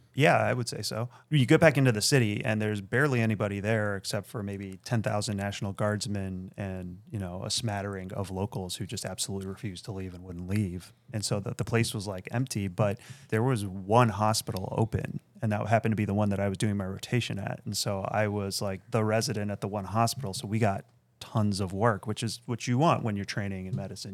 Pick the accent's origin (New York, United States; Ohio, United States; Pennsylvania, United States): Ohio, United States; Akron; also born or lived in Beersheba, Israel; now in Chicago, United States; I grew up in Akron, Ohio